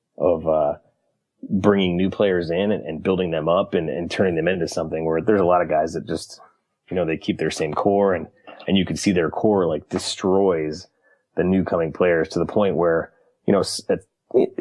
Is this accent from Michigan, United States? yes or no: yes; Michigan, United States; born and raised in Michigan